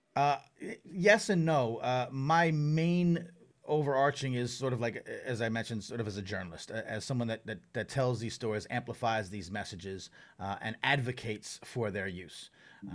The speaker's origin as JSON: {"language": "English", "area": "Long Island", "region": "New York", "country": "United States", "tie": "born or raised there", "said": "I grew up on Long Island"}